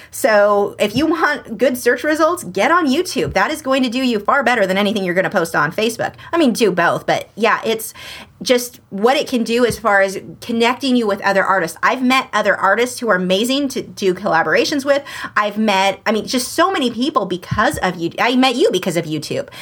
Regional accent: Southern California, United States; I'm from Southern California

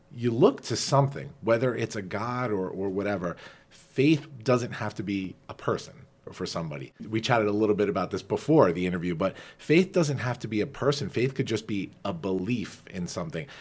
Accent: Farmingdale, New York, United States; growing up on Long Island, you know, as we all did, we're both Dalers

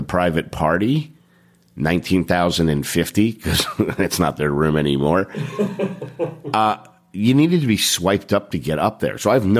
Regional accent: New York, United States; we're from New York.

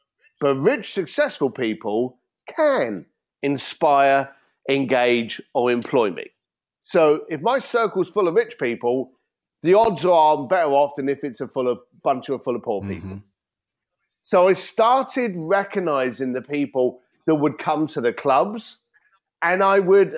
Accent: London, United Kingdom; as an Irish kid from London, we learn the gift of the gab. We learn how to talk to people. You know, the Barrow boys from East London, some of the best negotiators in the planet. And these were in my neighborhood.

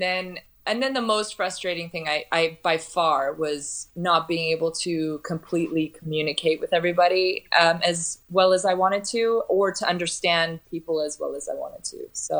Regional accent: California, United States; now in Rijeka, Croatia; I'm from Southern California. So the winters were hard for me.

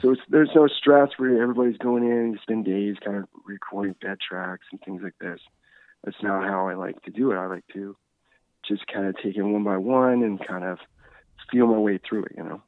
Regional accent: Newfoundland and Labrador, Canada; also born or lived in Sweden / Charlottetown; now in Nova Scotia, Canada; I'm actually from Newfoundland originally. I uh, moved to Nova Scotia originally in like 2002.

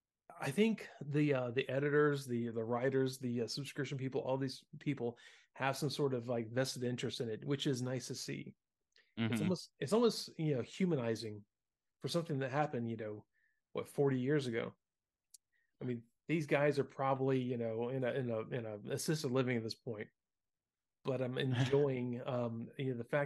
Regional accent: the South, United States; And you know, being that we grew up in the South, man, Hot Wheels and Matchbox cars, you know, we seeing a General Lee was pretty common.

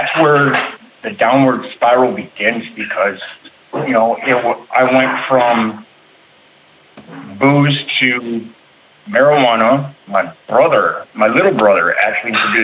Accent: Bloomington, Minnesota, United States; I'm from Bloomington, Minnesota

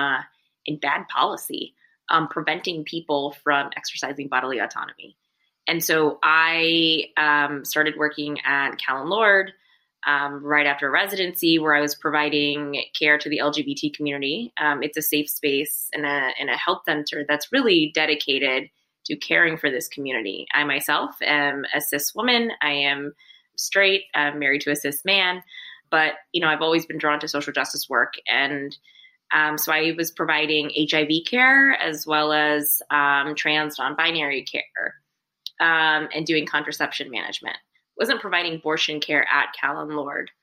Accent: South Carolina, United States; now in New York, United States; I'm actually from South Carolina, born and raised.

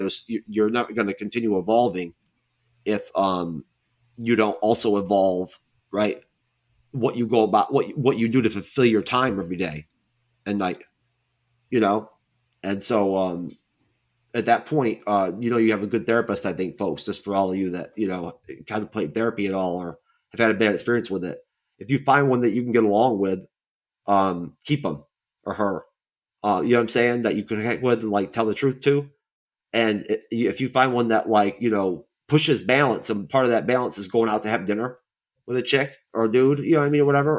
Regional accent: New York, United States; I can't help it if it slips out. I'm from New York.

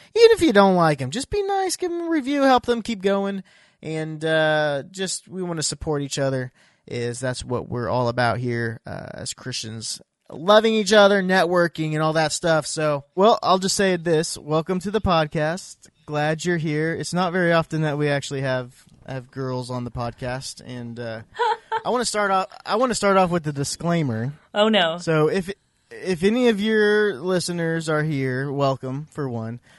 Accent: Iowa, United States; also born or lived in Missouri; now in Oklahoma, United States; I grew up in Iowa

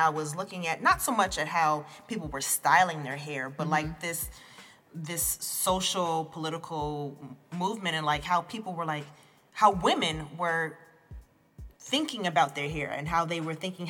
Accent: New Jersey, United States; I was born in New Jersey and was, like, I am the product of heavy West Indian influence, heavy American influence, living in New Jersey, right?

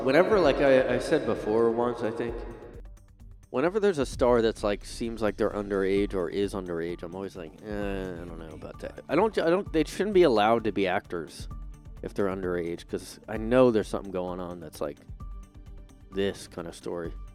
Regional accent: United States; I'm an American

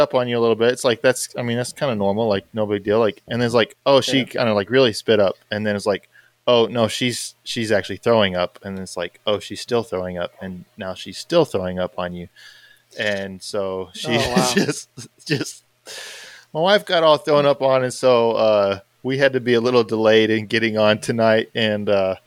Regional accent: Texas, United States; I'm from Texas

